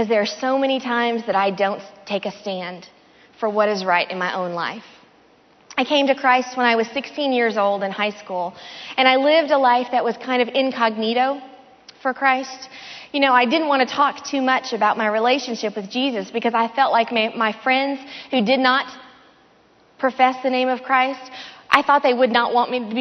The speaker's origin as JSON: {"language": "English", "region": "the South", "country": "United States", "tie": "born or raised there", "said": "I grew up in the South. My whole family is from either Memphis, Tennessee, or Mississippi"}